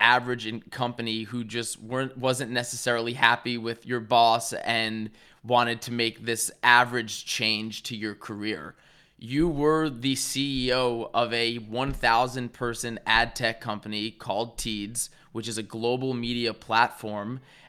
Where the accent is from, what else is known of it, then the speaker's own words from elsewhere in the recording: Westchester, New York, United States; I was born in Westchester, so we got a little bit of the Northeast thing going on here.